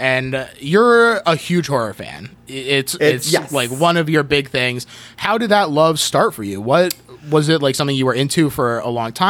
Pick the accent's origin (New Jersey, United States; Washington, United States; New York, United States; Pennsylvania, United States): New Jersey, United States; and I was from New Jersey.